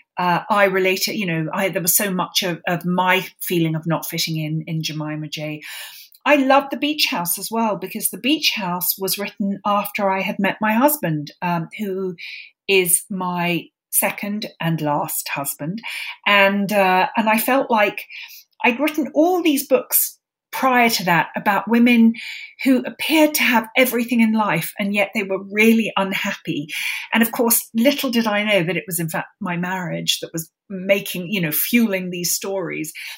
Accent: London, United Kingdom; I grew up in London

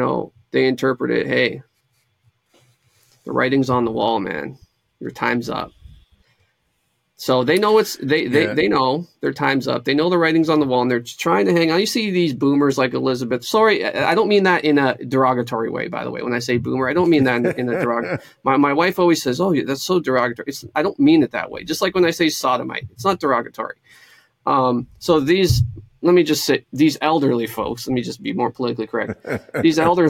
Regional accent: Romania; now in Windsor, Canada; I'm from Romania

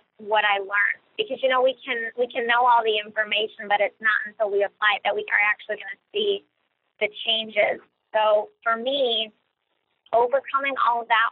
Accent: Cleveland, Ohio, United States; I'm originally from Cleveland, Ohio

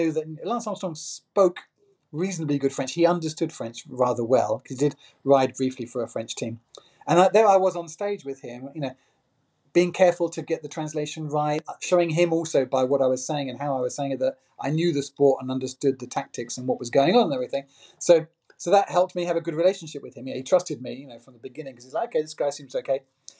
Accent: England, United Kingdom; moved away as an adult; now in Paris, France; When I grew up in England

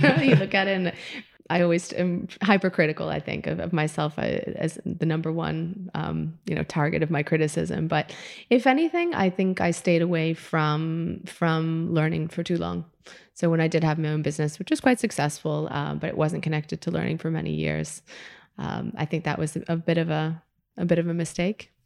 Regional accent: Midwest, United States; moved away as an adult; now in Spain; growing up in the Midwest, you know, my parents could not be more white, more Midwestern, more, like, Wisconsin

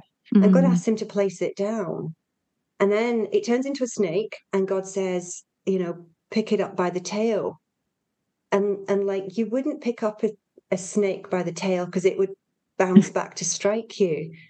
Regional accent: Yorkshire and the Humber, United Kingdom; So I'm a Yorkshire girl.

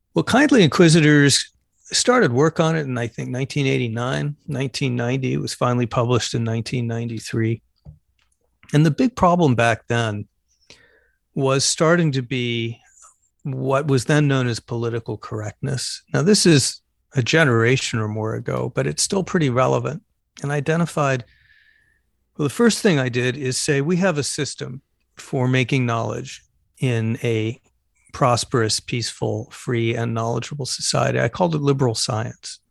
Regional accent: Phoenix, Arizona, United States; moved away; I'm originally from Phoenix, Arizona

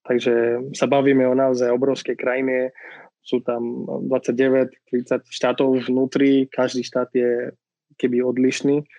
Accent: Pune, Maharashtra, India; Slovak is a second language; now in Slovakia; Ja som z Indie, konkrétne z západnej strany Indie.

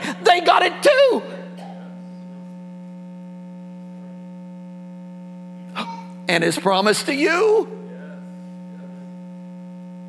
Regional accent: Indiana, United States; I'm an Indiana boy, born and raised in Indiana, farm country

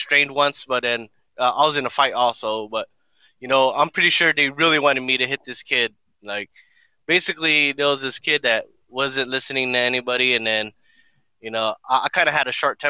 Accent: Long Beach, California, United States; I came from Long Beach

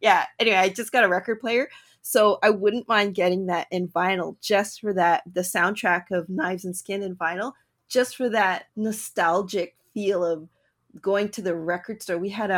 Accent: Canada; also born or lived in Toronto; I'm Canadian.

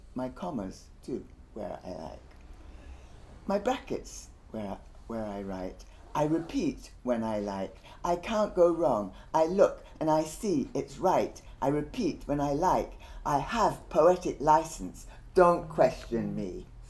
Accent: Guyana; I'm actually from Guyana and we don't have the same Jamaican accent

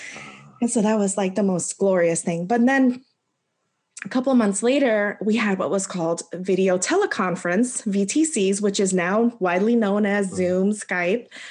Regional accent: the DC area, Maryland, United States; moved away as an adult; also born or lived in North Carolina; I'm originally from Maryland, the DC area

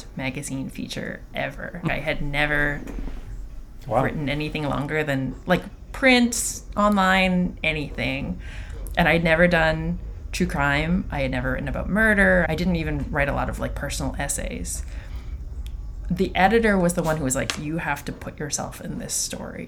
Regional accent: Toronto, Ontario, Canada; I was born and raised in Toronto

